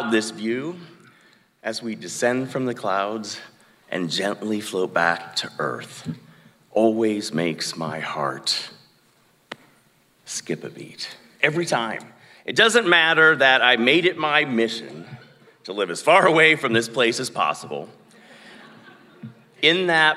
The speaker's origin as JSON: {"language": "English", "town": "Sigourney", "region": "Iowa", "country": "United States", "tie": "born or raised there", "also_born_or_lived": "Chicago / Atlanta / New York / Los Angeles", "moved": "as an adult", "said": "my hometown, Sigourney."}